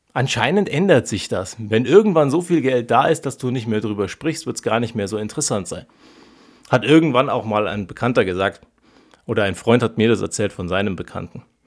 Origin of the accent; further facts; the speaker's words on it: Germany; wir ernähren uns dazu am Ende falsch als Deutsche